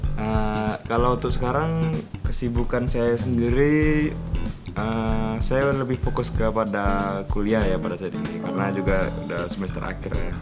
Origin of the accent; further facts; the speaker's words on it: Rengat, Riau, Indonesia; asal saya dari dari apa ya dari Indragiri Hulu